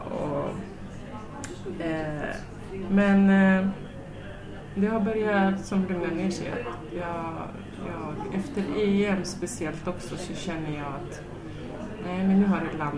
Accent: Sweden; Jag tänkte nu som svensk domare, döma internationellt

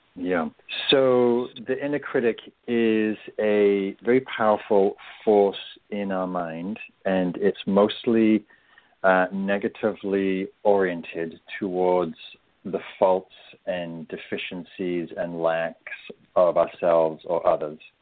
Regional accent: England, United Kingdom; I'm English

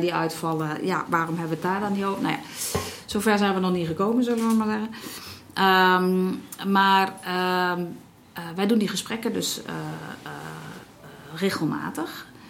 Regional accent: Netherlands; wij als Nederlanders

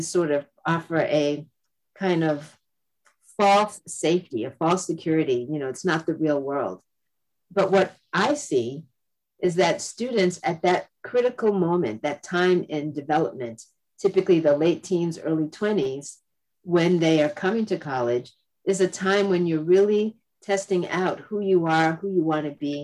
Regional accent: Massachusetts, United States; also born or lived in Florida; I myself was born in the South, but I grew up in New England. I grew up in Massachusetts

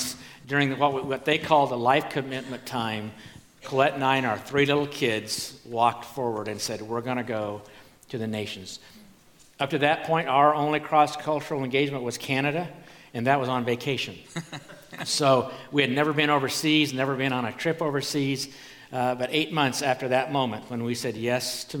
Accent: Oregon, United States; moved away as an adult; also born or lived in Missouri; we grew up in Oregon, spent many years living in Oregon, and then God just moved us from Oregon to Missouri

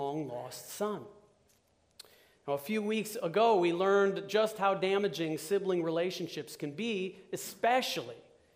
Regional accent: Chicago, Illinois, United States; moved away; my hometown of Chicago

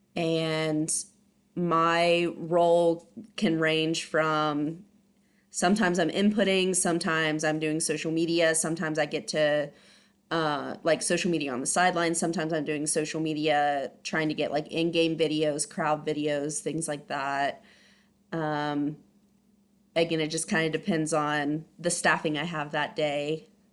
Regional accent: Ohio, United States; moved away as an adult; also born or lived in San Diego, California; now in Abilene, United States; I'm originally from Ohio

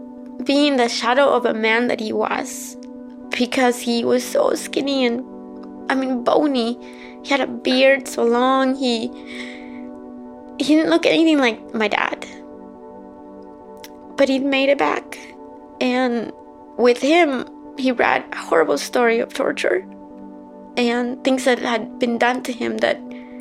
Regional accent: Guatemala; now in United States; I am a refugee from Guatemala, and I have lived in the United States since 1985.

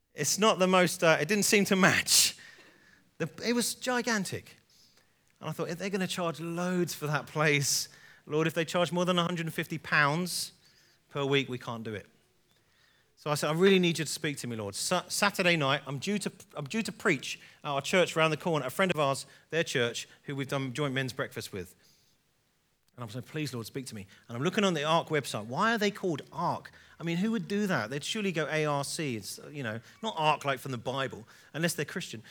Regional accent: England, United Kingdom; I'm an English guy

